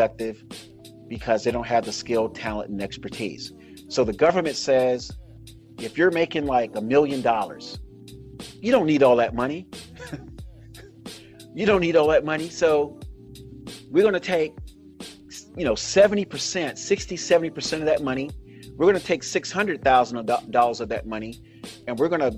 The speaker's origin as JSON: {"language": "English", "country": "United States", "said": "as a Black American, I identify myself as Black American."}